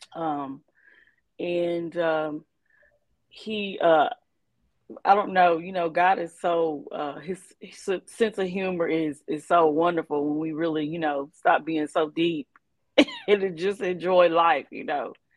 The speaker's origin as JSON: {"language": "English", "town": "Bowling Green", "region": "Kentucky", "country": "United States", "said": "from Bowling Green, Kentucky"}